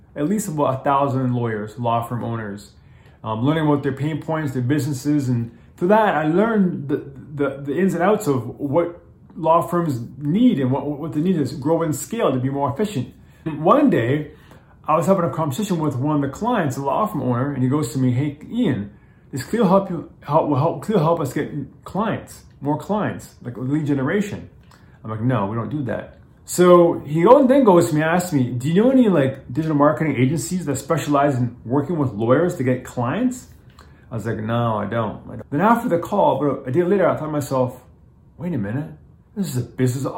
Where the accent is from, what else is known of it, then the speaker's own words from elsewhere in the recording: Toronto, Ontario, Canada; also born or lived in Japan / New York / Los Angeles; I actually live in Toronto. I'm Canadian. I'm born in Toronto.